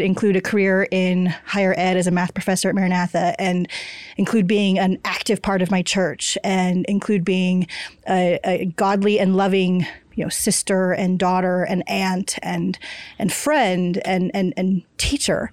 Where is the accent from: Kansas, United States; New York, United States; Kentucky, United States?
Kansas, United States; I grew up in Kansas